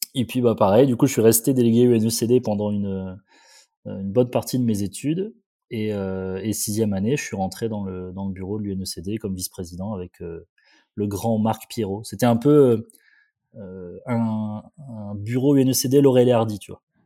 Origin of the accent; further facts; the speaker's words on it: Condé-sur-l'Escaut, Hauts-de-France, France; Je suis né à Condé-sur-Escaut. C'est une petite ville à un quart d'heure de Valenciennes